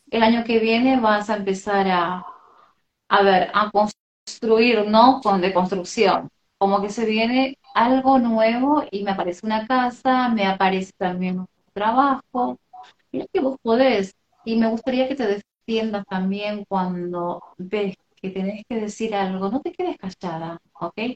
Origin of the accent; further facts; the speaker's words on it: Argentina; Hola. Soy de Argentina.